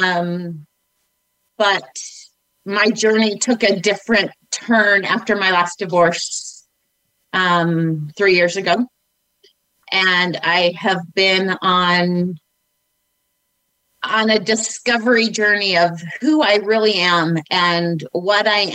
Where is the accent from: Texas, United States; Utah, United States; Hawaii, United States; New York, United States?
Utah, United States; Northern; I grew up in Northern Utah